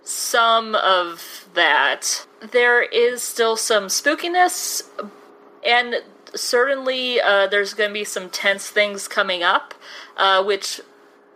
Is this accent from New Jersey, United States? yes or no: no; Chicago, Illinois, United States; my hometown of Chicago